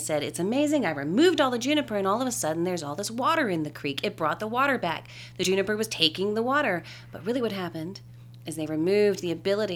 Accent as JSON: {"language": "English", "region": "Louisiana", "country": "United States", "tie": "born or raised there", "moved": "yes", "lives_now": "Austin, United States", "said": "I grew up in Louisiana"}